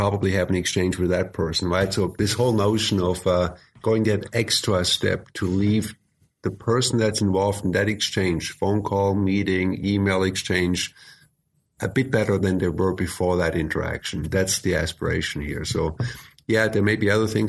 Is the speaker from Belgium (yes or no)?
no; Germany; moved away; also born or lived in United States; So I spent decades in the U.S. I was born and raised in Germany, but I am a U.S. citizen.